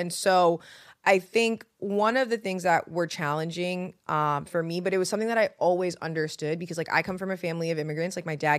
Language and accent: English; New York, United States; And the funny thing about being like a New Yorker and moving to the South is that people move really differently.